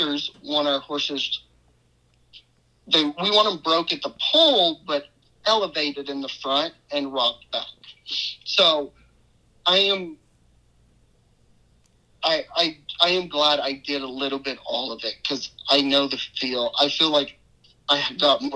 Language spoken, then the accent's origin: English; New Iberia, Louisiana, United States; I'm from Louisiana, a town called New Iberia.